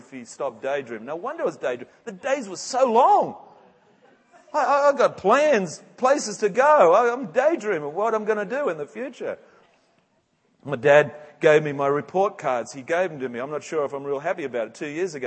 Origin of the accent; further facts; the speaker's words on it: England, United Kingdom; moved away; I'm an Englishman